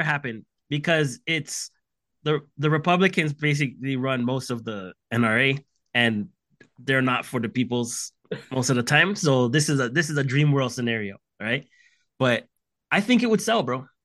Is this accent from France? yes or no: no; Canada; I'm Canadian.